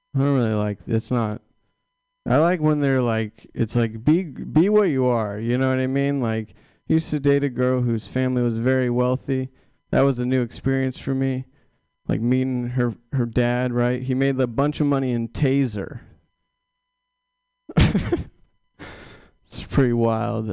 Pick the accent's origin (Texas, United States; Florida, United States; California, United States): California, United States; Sacramento; now in San Francisco Bay Area, United States; I'm from Sacramento originally. Now I live in the Bay